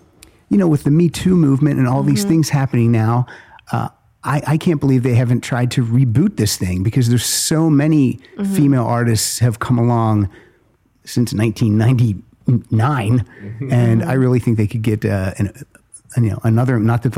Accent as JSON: {"language": "English", "region": "Pennsylvania", "country": "United States", "said": "I have trouble saying Lilith Fair because I'm from Pennsylvania."}